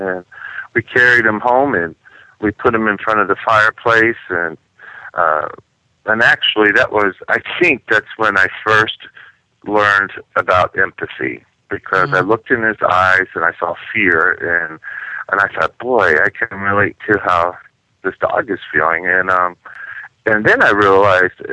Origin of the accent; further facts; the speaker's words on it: Washington, District of Columbia, United States; also born or lived in France; now in St. Louis, United States; I grew up in Washington, D.C.